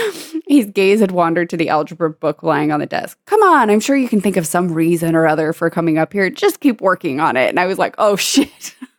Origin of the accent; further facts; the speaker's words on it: San Diego, California, United States; I'm from San Diego, and so we, I had a, like, annual pass to SeaWorld for a few of the years I was a kid